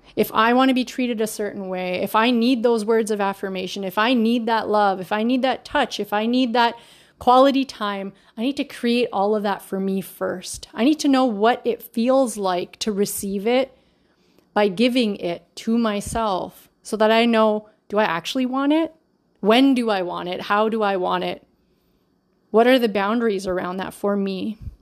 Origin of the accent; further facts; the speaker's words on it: Canada; I'm always the kid that was born here